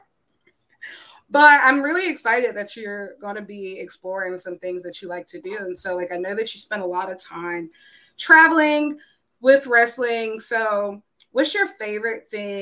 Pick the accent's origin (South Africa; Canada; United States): United States; South Carolina; I'm from South Carolina